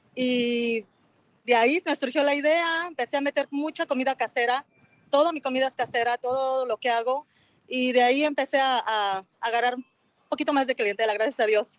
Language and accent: Spanish; Mexico City, Mexico; now in Anaheim, United States; Soy de la Ciudad de México